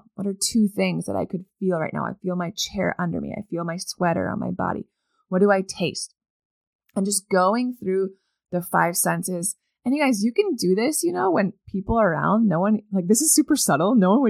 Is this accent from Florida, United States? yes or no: no; Maine, United States; And if you live, I don't know, beyond the wall, like I did where I grew up in Northern Maine